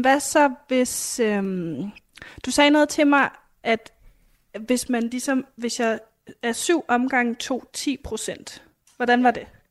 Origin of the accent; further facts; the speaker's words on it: Denmark; jeg er dansker